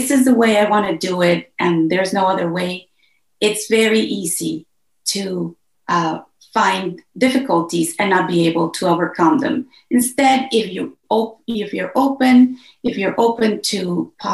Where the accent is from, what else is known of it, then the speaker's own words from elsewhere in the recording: Mexico; moved away; I am originally from Mexico